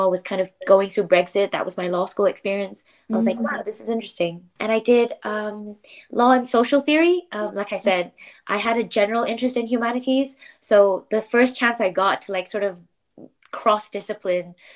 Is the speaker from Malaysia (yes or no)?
yes; Malaysia; moved away as an adult; now in United Kingdom; I got to meet other Malaysians. I got to like hear my mother tongue